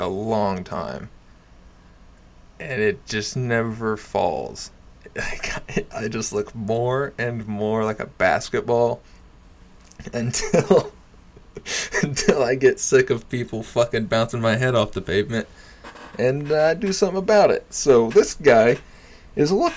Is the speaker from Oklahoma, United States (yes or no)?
yes; Jay, Oklahoma, United States; I'm from Jay. Like, I'm not from Tulsa